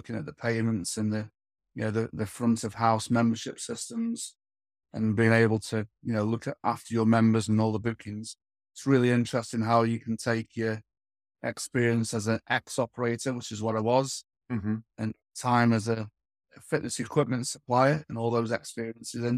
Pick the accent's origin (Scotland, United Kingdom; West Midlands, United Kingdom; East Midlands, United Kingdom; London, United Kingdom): West Midlands, United Kingdom; Stoke-on-Trent; I was born in Stoke-on-Trent